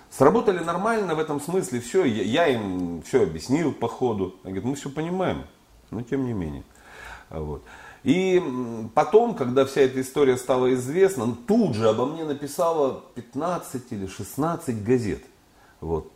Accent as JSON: {"language": "Russian", "region": "Urals", "country": "Russia", "said": "я вот поэт с Урала"}